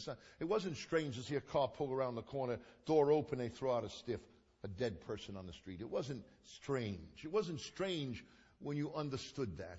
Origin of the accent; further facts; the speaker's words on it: New York City, New York, United States; We lived in Coney Island. I was raised in Coney Island.